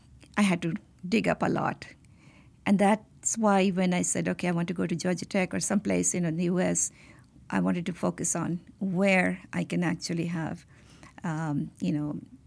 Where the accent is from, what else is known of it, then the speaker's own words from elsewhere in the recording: India; So I grew up in Indian Institute of Technology campus.